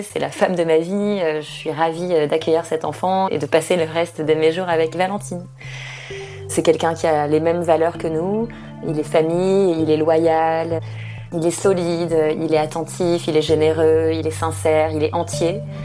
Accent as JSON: {"language": "French", "country": "France", "moved": "as an adult", "lives_now": "Australia", "said": "je suis française"}